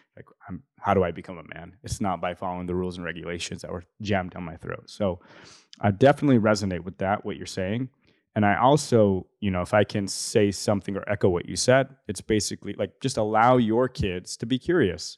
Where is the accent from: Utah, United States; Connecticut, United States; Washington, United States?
Utah, United States; Salt Lake City; also born or lived in Bountiful, Utah; I was born in Rose Park, and then we moved out of Rose Park when I was, yeah, ten, eleven, twelve. And then we went to North Salt Lake, bountiful